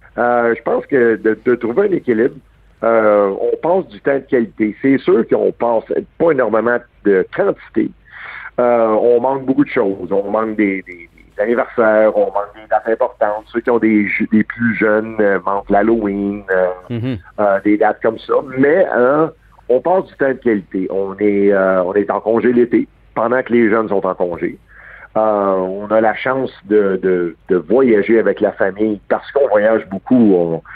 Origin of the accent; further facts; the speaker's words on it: Montreal, Quebec, Canada; j'ai grandi. Euh, je suis né à Verdun un gars de Verdun, c'est à 5e avenue